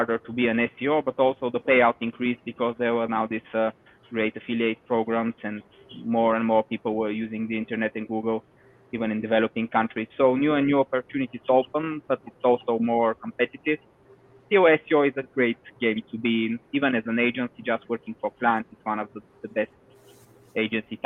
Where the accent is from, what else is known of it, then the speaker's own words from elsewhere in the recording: Bulgaria; from Bulgaria